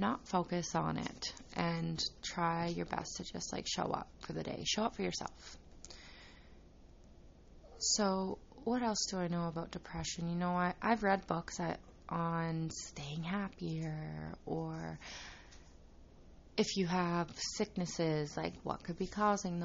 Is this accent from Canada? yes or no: yes; Saskatchewan, Canada; I was born and raised in Saskatchewan, Canada